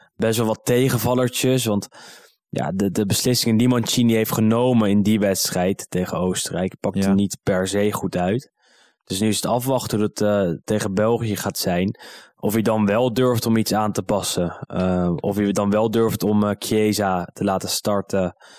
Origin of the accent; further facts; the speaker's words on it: Netherlands; also born or lived in Amsterdam; Ik ben Nederlander